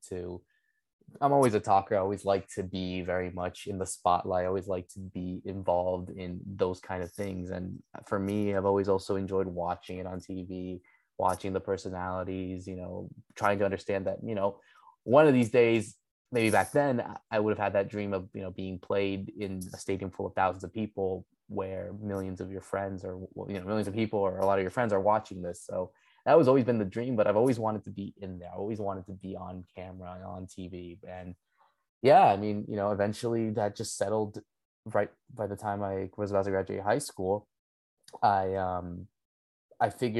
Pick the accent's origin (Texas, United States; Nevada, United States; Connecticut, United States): Connecticut, United States; I'm a Paraguayan descent. Obviously, I was born and raised here in the United States. I grew up here in Connecticut all my life.